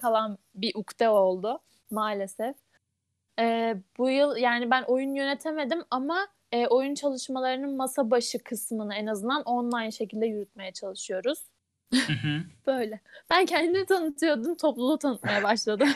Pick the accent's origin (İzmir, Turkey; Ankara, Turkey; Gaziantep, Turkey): Ankara, Turkey; moved away as an adult; now in Kütahya, Turkey; Ankara'da büyüdüm. Ama 6 yıldır Kütahya'da yaşıyorum